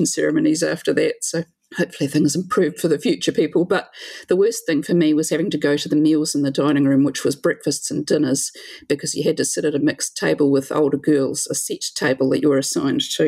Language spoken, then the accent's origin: English; New Zealand; A lot of country kids, I grew up in the country